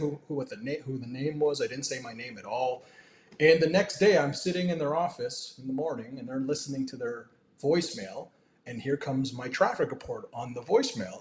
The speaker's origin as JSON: {"language": "English", "town": "Toronto", "region": "Ontario", "country": "Canada", "tie": "born or raised there", "said": "I was born and raised in Toronto. I actually lived in a suburb just northeast of Toronto, about 45 minutes away"}